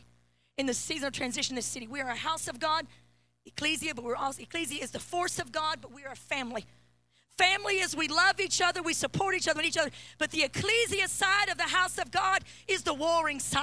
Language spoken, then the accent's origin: English; Mount Vernon, Illinois, United States; I was born in Mount Vernon, Illinois, the state of Abraham Lincoln.